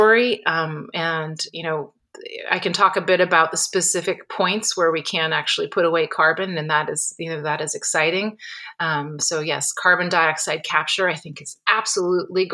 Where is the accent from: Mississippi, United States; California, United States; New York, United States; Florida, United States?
California, United States; Napa Valley; I grew up in the Napa Valley